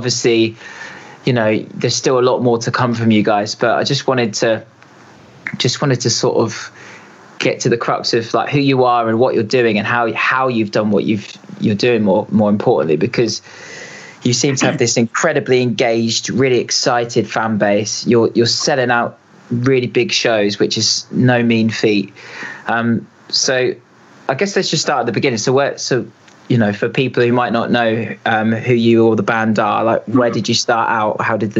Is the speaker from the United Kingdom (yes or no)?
yes; Reading, South East England, United Kingdom; Today's guest is a brilliantly talented singer, songwriter, and musician from my hometown of Reading. We grew up together